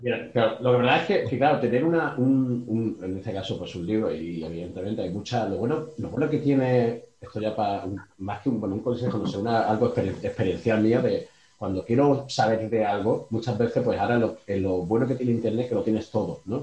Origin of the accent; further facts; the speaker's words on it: Málaga, Andalusia, Spain; yo soy de Málaga